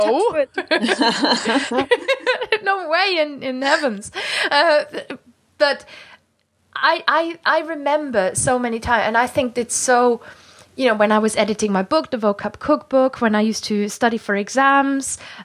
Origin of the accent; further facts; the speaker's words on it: Germany; English is a second language; now in United Kingdom; me being a German from the countryside